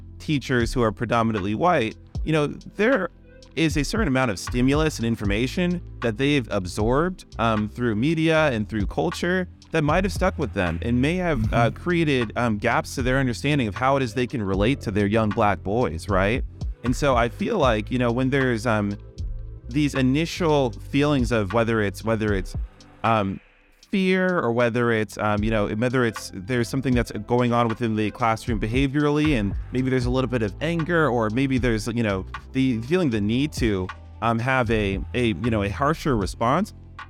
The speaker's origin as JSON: {"language": "English", "region": "California", "country": "United States", "tie": "born or raised there", "also_born_or_lived": "Texas / Germany / Hawaii", "said": "I grew up as a military brat. I was born in Texas. I moved to Germany, Hawaii, and grew up mostly in the California area."}